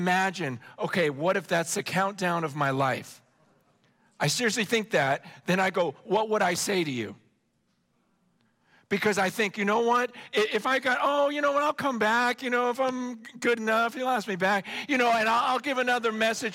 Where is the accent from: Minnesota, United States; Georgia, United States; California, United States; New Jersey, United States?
California, United States; Stockton; also born or lived in San Francisco / Hong Kong; Then I came back to the States, we're living in Stockton.